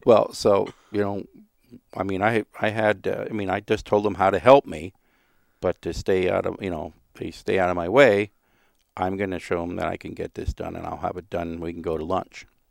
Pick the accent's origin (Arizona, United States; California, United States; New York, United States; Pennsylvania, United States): Pennsylvania, United States; Stouchsburg; I was born and raised in Stoutsburg, which is a little town between, you know, Womelsdorf and Myerstown